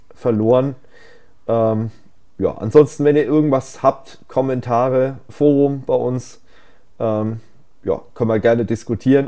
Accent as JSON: {"language": "German", "country": "Germany", "said": "bei uns in Deutschland"}